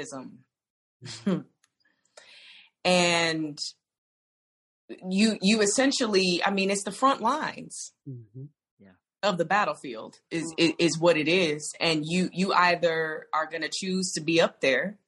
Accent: the South, United States; I come from the South

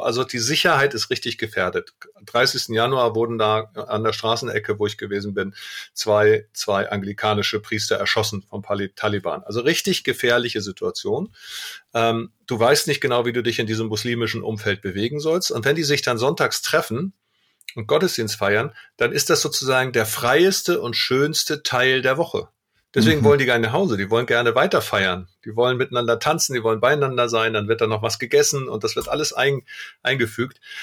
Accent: Germany; wir Deutschen

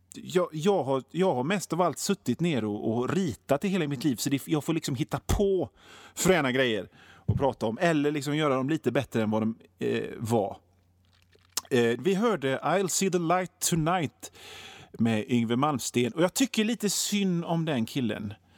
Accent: Sweden

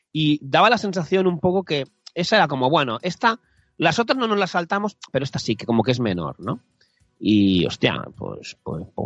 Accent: Catalonia, Spain; Yo soy de Cataluña

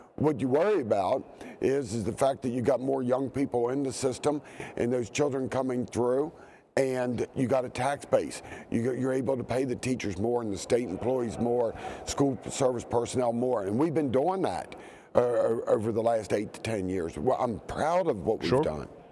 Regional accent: Eastern Panhandle, West Virginia, United States; I'm from the Eastern Panhandle

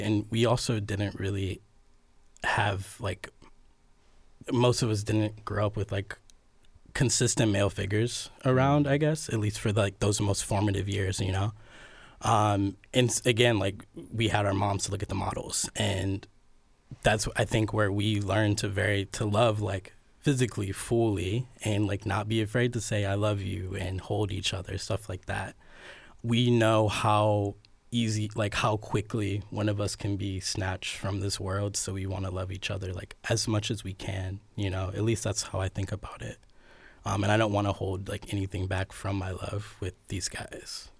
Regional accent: Cleveland, Ohio, United States; also born or lived in New York; now in Columbus, United States; I've lived in Ohio all my life. I'm from Cleveland

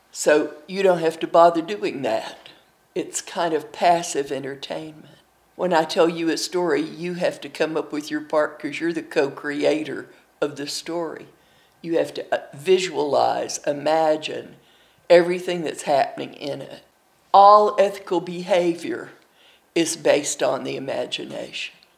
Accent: Milligan College, Tennessee, Booneville, Kentucky, Appalachia, United States; now in Dallas, United States; I'm from Milligan College, Tennessee, in Booneville, Kentucky. I currently live in Dallas, Texas

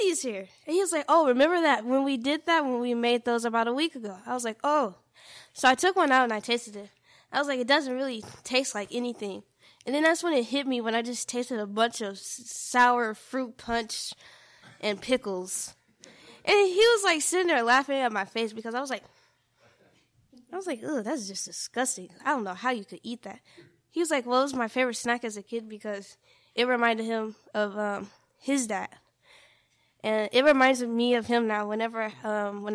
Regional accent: Memphis, Tennessee, United States; I was born in Memphis, Tennessee

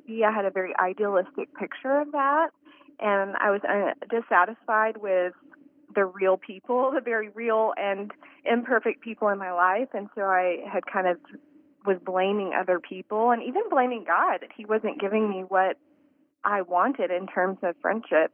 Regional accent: Texas, United States; moved away; I'm from Texas, too

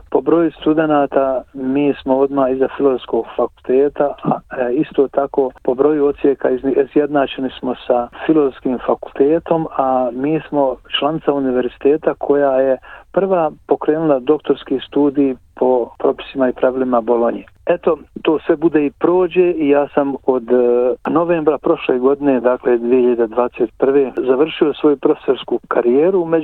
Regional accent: Donji Vakuf, Federation of Bosnia and Herzegovina, Bosnia & Herzegovina; moved away as an adult; also born or lived in Sarajevo / Zenica; now in Melbourne, Australia; mogu kazati da sam rođen u Donjem vakufu 53. godine, da sam tamo završio osnovnu školu, potom gazio u Srebegu u medresu

